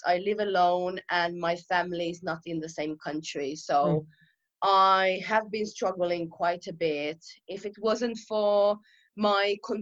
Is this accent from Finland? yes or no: yes; Finland; moved away as an adult; now in London, United Kingdom; I'm from Finland originally and I moved to London about 3 years ago.